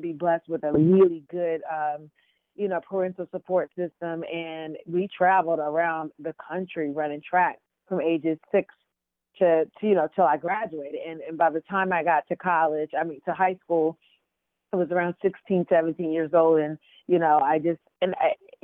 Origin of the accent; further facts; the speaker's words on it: Wilson, North Carolina, United States; I am a Southerner. I'm a country girl. I'm from Wilson, North Carolina.